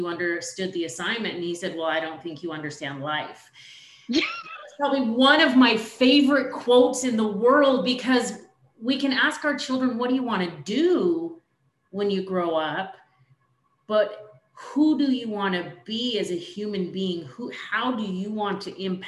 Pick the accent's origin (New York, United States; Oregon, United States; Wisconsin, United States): Oregon, United States; moved away; You're going to head to my hometown. You're going to Oregon